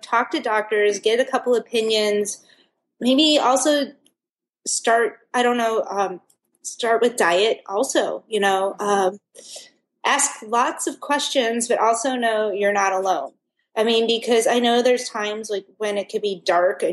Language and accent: English; Chicago, Illinois, United States; moved away; growing up in Chicago